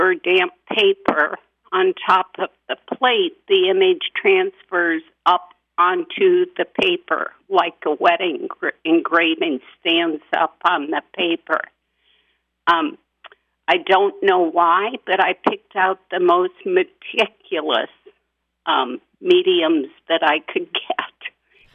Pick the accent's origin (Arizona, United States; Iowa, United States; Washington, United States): Iowa, United States; moved away as an adult; also born or lived in Ohio; now in Elk River, United States; Well, I grew up in Iowa, but my last 20 years were teaching in Ohio when I followed my husband's career.